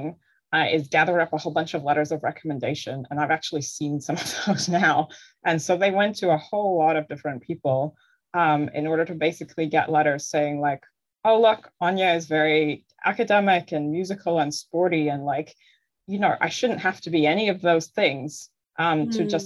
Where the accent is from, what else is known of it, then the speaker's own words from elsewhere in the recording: New Zealand; moved away as an adult; also born or lived in Ireland / Canada / Sweden; now in Norway; we moved to Aotearoa, New Zealand when I was nine. So that's where I mostly grew up